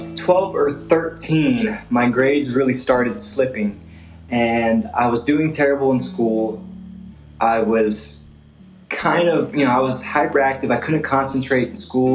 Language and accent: English; Salina, Kansas, United States; I grew up in Salina, Kansas